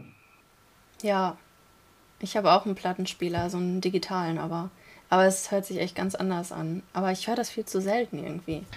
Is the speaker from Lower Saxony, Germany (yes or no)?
yes; Rinteln, Lower Saxony, Germany